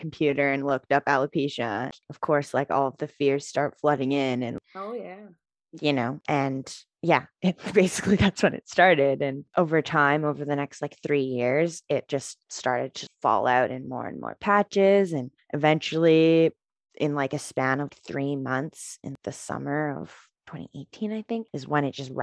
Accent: Vancouver, British Columbia, Canada; So I grew up in Vancouver, British Columbia.

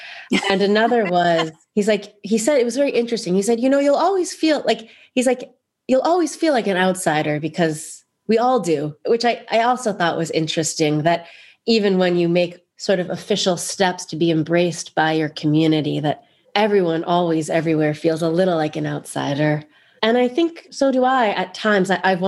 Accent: New York City, New York, United States; born there; also born or lived in New Jersey / Canada / Israel; I was born in New York City. I moved to Canada, and first to New Jersey, and then to Canada, all with my family. And then I went to college in the States. And then I moved to Israel.

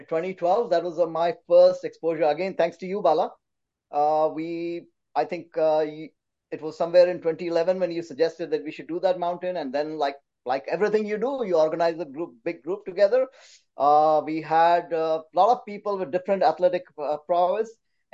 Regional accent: India; also born or lived in Calcutta; I grew up in India. My father was in the Indian Air Force, so I cannot say that I grew up at, I belong to one specific city. I think I belong to all of India.

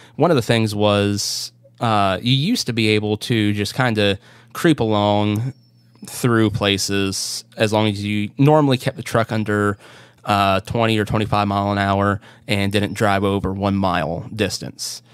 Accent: Northwest Pennsylvania, United States; my hometown here in P A, which is like I said, Northwest P

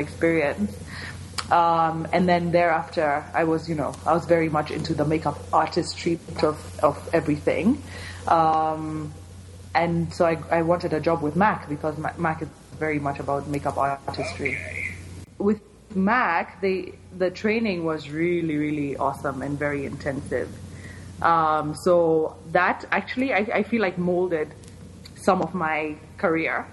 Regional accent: Kenya; moved away as an adult; also born or lived in San Diego, United States / California, United States; I am born and raised in Kenya. Did all my schooling here.

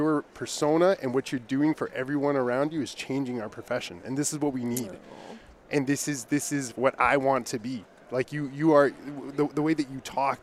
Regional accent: Calgary, Alberta, Canada; also born or lived in Nairobi, Kenya; I was born and raised in Calgary

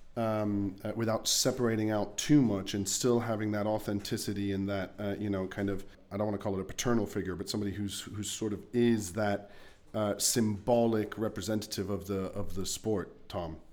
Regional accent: Luxembourg; as a kid growing up in Luxembourg

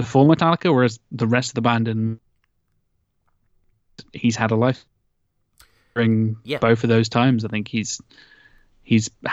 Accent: United Kingdom; us two being British, that's the kind of shit we're raised on over here

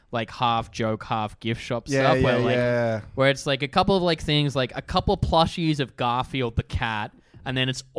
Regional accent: Wassenaar, South Holland, Netherlands; I grew up in this suburb called Wassenaar.

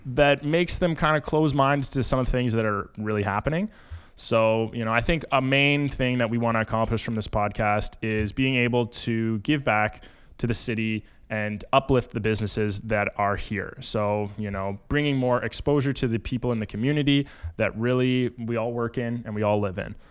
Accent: Kemptville, Ontario, Canada; moved away as an adult; now in Windsor, Canada; originally, I'm from a small town just south of Ottawa called Kemple, Ontario.

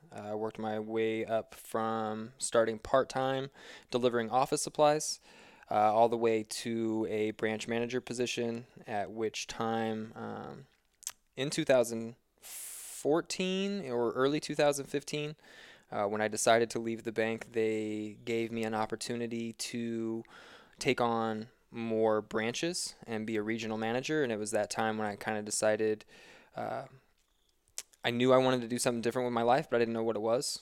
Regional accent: Missouri, United States; moved away as an adult; now in Boulder, United States; I'm a certified personal trainer and competitive trail runner living in Boulder, Colorado, but I am originally from Missouri

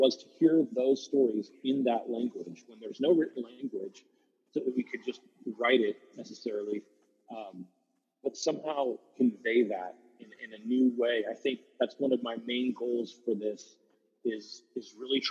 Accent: Chickaloon, Alaska, United States; we're from Chickaloon

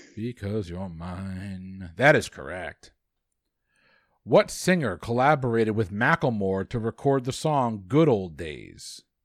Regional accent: United States; because I'm American.

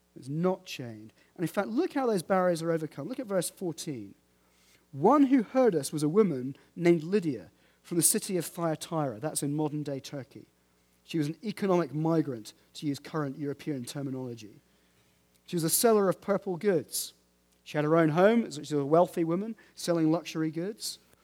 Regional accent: United Kingdom; We're British

